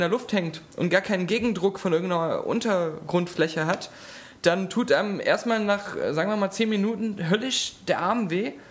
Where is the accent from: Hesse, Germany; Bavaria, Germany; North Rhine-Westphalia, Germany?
North Rhine-Westphalia, Germany; Cologne; Also ich als Kölner, das ist ja mein Messias.